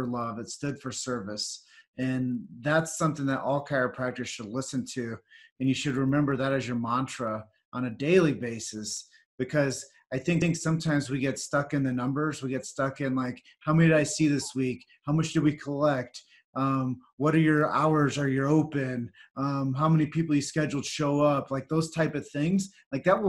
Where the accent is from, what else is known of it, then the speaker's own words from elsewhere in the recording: Davenport, Iowa, United States; I was born and raised in Davenport, Iowa